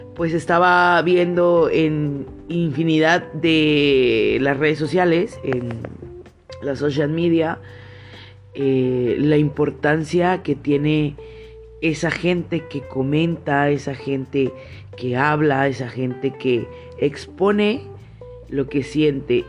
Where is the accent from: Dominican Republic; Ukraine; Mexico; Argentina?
Mexico; nuestra fisonomía mexicana